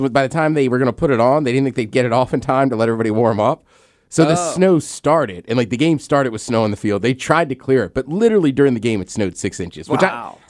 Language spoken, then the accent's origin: English; Maryland, United States; I'm from Maryland.